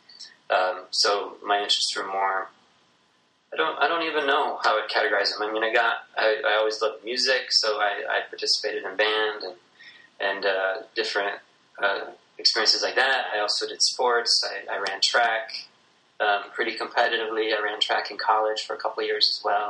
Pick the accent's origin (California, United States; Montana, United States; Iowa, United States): Iowa, United States; Algona; I'm from a small town in northern Iowa called Algona, Iowa